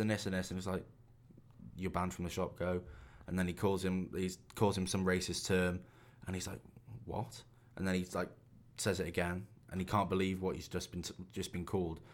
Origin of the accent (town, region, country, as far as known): England, United Kingdom